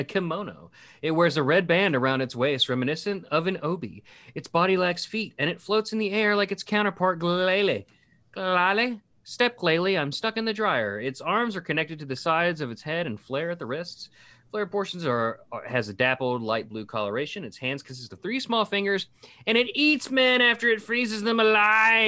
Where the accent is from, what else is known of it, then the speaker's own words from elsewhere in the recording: West Virginia, United States; I was from West Virginia right there, because I am